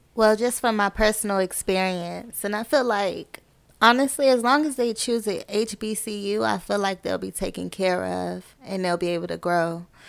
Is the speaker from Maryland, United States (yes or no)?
yes; Clinton, Maryland, United States; I am from Maryland, Prince George's County, Clinton